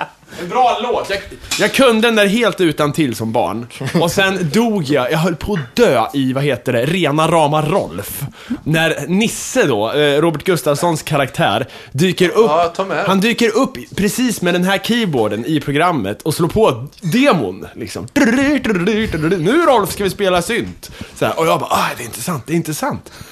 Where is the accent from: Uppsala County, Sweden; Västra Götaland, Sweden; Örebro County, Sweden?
Örebro County, Sweden; Kumla; moved away; mitt pojkrum i Kumla